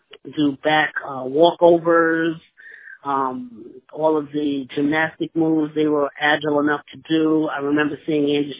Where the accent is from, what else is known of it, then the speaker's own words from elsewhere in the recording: Englewood, New Jersey, United States; also born or lived in Astoria, Queens, New York City; they decided to move to the house that I grew up in on Howell Road